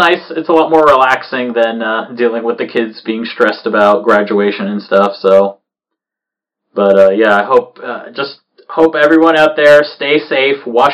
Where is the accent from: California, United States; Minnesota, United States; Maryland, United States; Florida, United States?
Florida, United States; moved away; I come from Florida